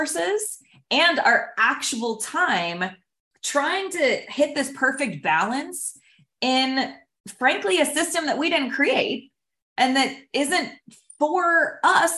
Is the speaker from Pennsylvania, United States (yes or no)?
yes; Pittsburgh, Pennsylvania, United States; now in San Diego, United States; I grew up in Pittsburgh, Pennsylvania